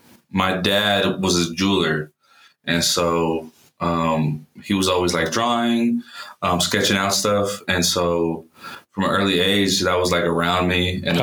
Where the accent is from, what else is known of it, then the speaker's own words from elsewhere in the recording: Lompoc, California, United States; also born or lived in Los Angeles, California; now in Denver, United States; born in LA, raised in a town called Lompoc.